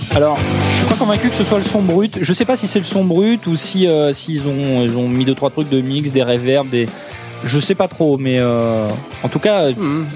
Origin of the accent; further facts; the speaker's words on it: Nord-Pas-de-Calais, Hauts-de-France, France